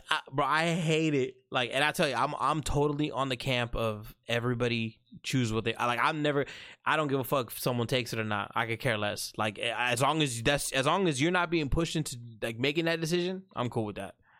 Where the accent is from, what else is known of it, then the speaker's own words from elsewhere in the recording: United States; Middle Eastern blood in me. Um, proud Muslim, but I'm born and raised in America.